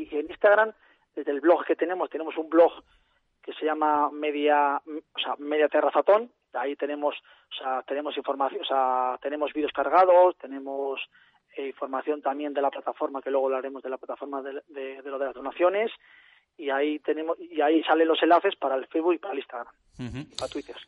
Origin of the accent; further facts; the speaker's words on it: Bilbao, Basque Country, Spain; moved away; soy Bilbao, soy nacido en Bilbao, pero sí, sí, la verdad que llevo aquí tiempo ya